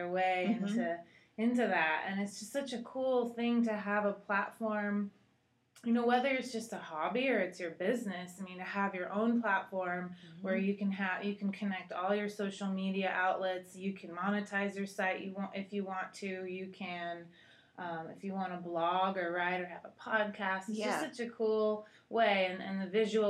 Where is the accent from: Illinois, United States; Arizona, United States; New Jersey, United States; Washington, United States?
Washington, United States; Seattle; moved away as an adult; also born or lived in Costa Rica; now in Texas, United States; I'm from Seattle originally